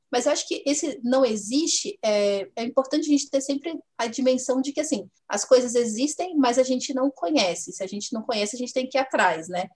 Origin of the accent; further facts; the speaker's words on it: Vila Velha, Espírito Santo, Brazil; eu nasci na, em Vila Velha, no Espírito Santo